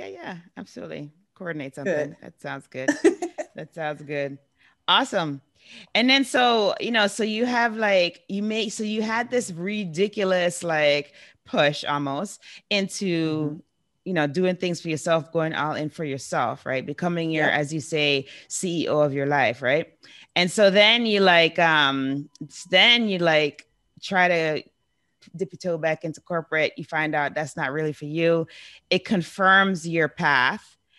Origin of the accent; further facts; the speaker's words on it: New York City, New York, United States; now in Guam; I grew up in New York City, so that's awesome.